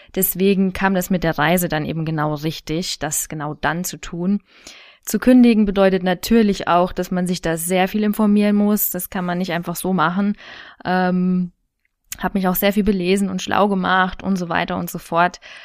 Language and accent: German; Thuringia, Germany; moved away as an adult; now in Munich, Germany; Ursprünglich stamme ich aus Thüringen